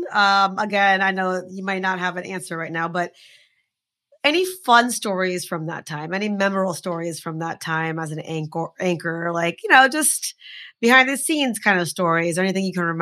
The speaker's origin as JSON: {"language": "English", "country": "India", "said": "Uh, we're Indian women. There's so much to make fun of."}